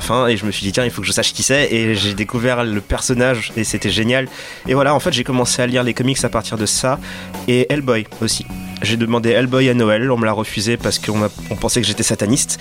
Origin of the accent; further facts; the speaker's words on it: Dakar, Senegal; j'ai grandi à Dakar